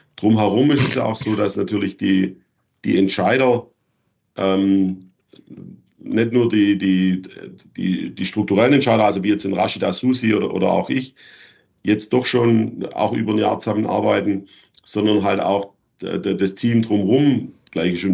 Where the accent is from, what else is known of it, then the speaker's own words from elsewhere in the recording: Schwäbisch Gmünd, Baden-Württemberg, Germany; moved away; in meiner Heimatstadt in Schwäbisch Gmünd